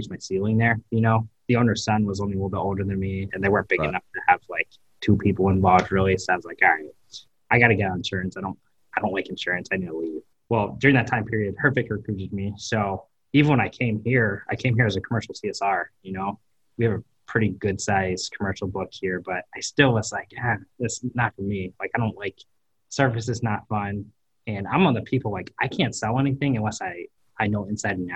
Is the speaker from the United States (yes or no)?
yes; East Coast, United States; moved away as an adult; now in Cleveland, United States; I'm from the East Coast, so, like, New York is 2 hours north